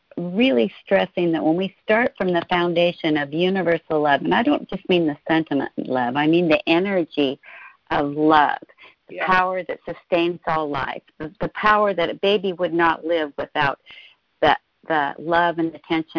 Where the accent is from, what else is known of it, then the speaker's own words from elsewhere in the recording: Spokane, Washington, United States; now in Seattle, United States; I grew up in a small town. Well, it's a medium-sized town, Spokane, Washington, but I've lived in the Seattle